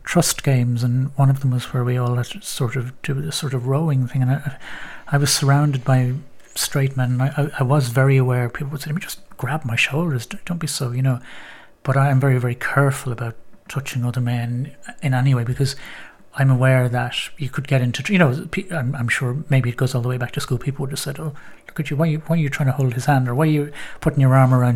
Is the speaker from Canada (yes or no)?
no; Bray, Leinster, Ireland; moved away; I was back in my hometown of Bray